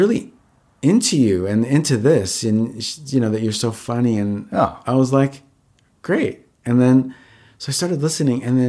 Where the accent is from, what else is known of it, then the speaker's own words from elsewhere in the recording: Valley Stream, New York, United States; I grew up in Long Island.